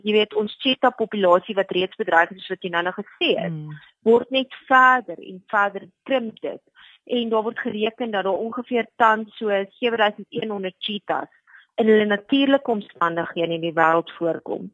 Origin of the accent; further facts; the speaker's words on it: South Africa; as Suid-Afrikaners weet ons